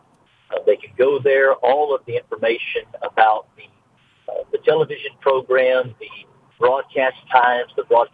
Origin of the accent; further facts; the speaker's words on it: Greensboro, North Carolina, United States; I'm from Greensboro